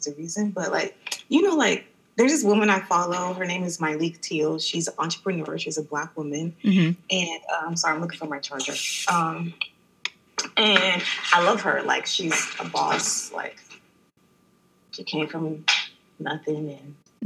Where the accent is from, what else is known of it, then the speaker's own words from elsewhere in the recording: Maryland, United States; now in Washington, D.C., United States; I grew up in Maryland